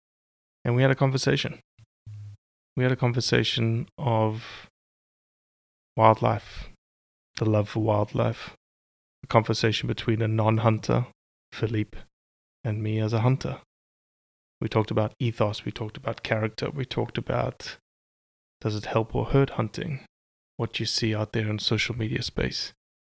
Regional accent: Rio de Janeiro, Brazil; born there; You know that I was born in Rio too?

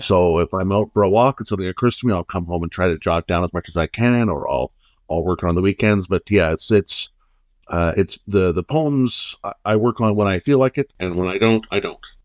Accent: Ottawa, Ontario, Canada; moved away as an adult; also born or lived in Vancouver; now in Guelph, Canada; I was born in Ottawa in, uh, nineteen seventy

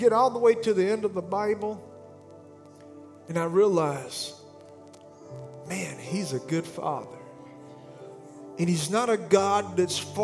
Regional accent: Alabama, United States; I'm from Alabama

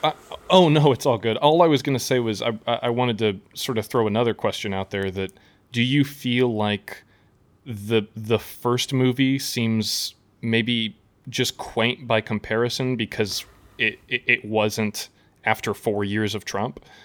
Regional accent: Midwest, United States; I'm, I'm from the Midwest, uh, you know, I, I grew up across the street from a cornfield

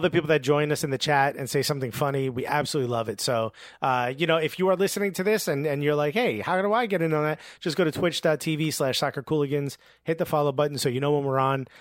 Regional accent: Newark, New Jersey, United States; I grew up with kids in Newark

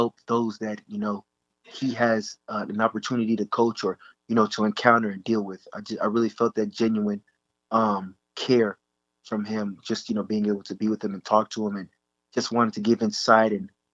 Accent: Dallas, Texas, United States; I'm from the Dallas area.

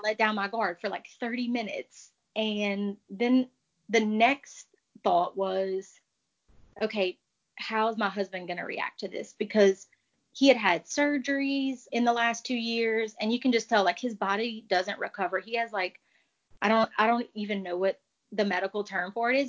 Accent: Cajun, Louisiana, United States; as a Cajun

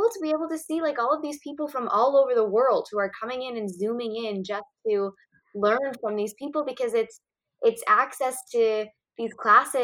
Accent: New York City, New York, United States

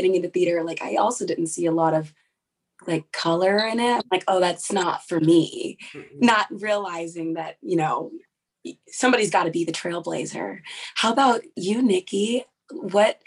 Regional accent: Fresno, California, United States; moved away as an adult; now in New York, United States; I'm from Fresno

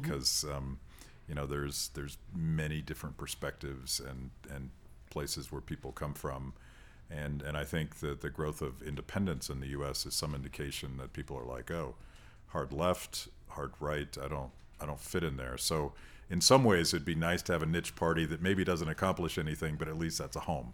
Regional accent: United States; as an American

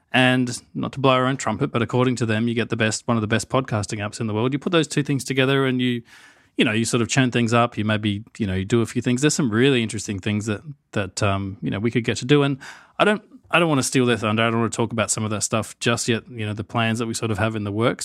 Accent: Australia; accent: Australian; obviously, I have the Australian accent.

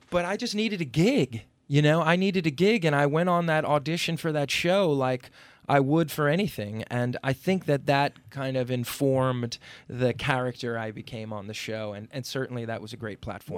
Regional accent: Upper Bergen County, New Jersey, United States; also born or lived in Brooklyn, New York; I grew up in New Jersey in, uh, um, sort of affluent, uh, Upper Bergen County suburb

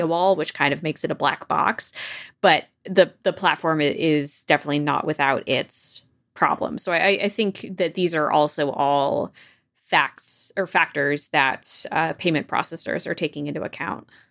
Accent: New York, United States; as a New Yorker

